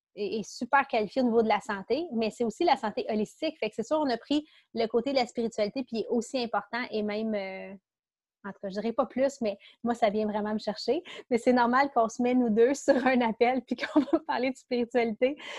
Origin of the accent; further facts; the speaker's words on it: Quebec, Canada; accent: Québec; c'est mon accent du Québec